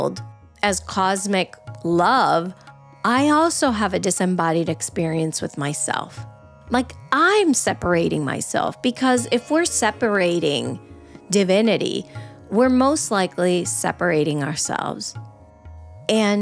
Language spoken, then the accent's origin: English; Venezuela; I grew up in Venezuela